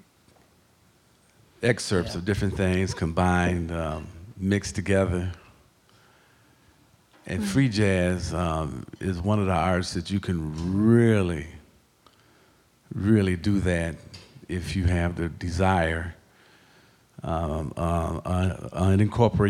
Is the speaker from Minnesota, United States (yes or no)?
no; Waukegan, Illinois, United States; I grew up at in Waukegan